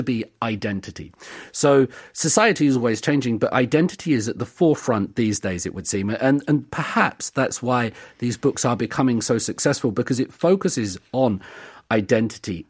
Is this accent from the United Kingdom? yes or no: yes; United Kingdom; growing up in the United Kingdom